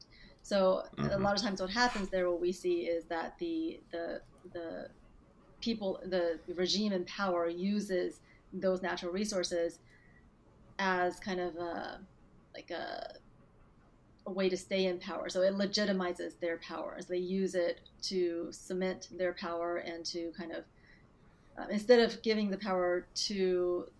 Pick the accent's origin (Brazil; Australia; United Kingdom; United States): United States; Dallas, Texas; also born or lived in Beijing, China / Hong Kong; I was born in Beijing, and I grew up there until I was about 9 years old, and then I moved to Texas and grew up here, mostly in Dallas after